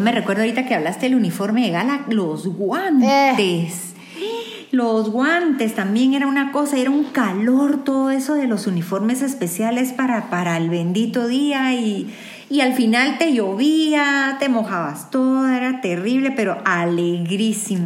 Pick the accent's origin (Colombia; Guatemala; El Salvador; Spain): Guatemala